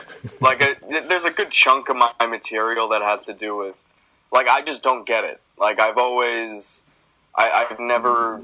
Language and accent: English; New York City, New York, United States; I'm from Queens, New York